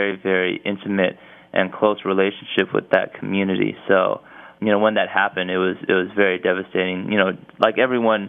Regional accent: Los Angeles, California, United States; growing up in Los Angeles

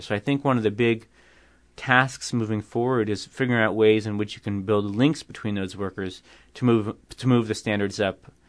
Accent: New York, United States; I'm from New York

